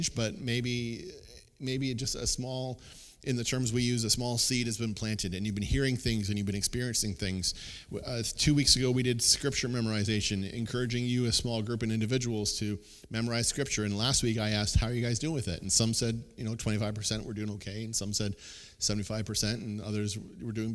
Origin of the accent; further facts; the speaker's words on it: Kingsville, Ontario, Canada; my hometown of Kingsville